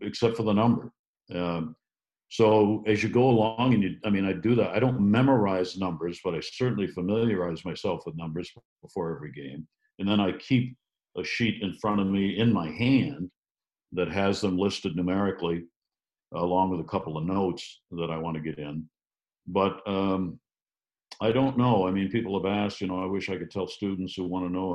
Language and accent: English; Maine, United States; growing up in Maine